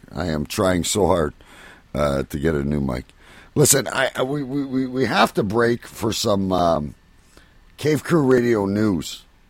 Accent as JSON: {"language": "English", "country": "Canada", "said": "and I'm a Canadian"}